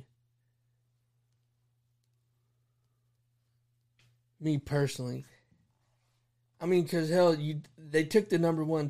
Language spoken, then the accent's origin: English; Dallas, Texas, United States; And I mean, not to sound biased or anything, because, they're my hometown team, but Dallas, like, they played a hell of a game